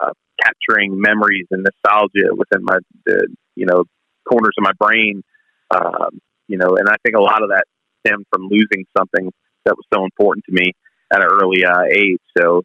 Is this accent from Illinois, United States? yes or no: no; Long Island, New York, United States; I'm just a simple kid from Long Island, New York